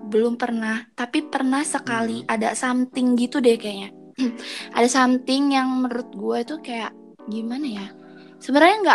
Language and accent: Indonesian; Java, Indonesia; tapi gue ngerti kan soalnya kan gue orang Jawa